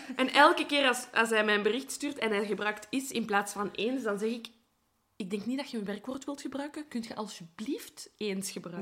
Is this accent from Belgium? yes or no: yes; Belgium; ik ben van Brabant, Brussel, dus ik ben ervan overtuigd dat ik AN spreek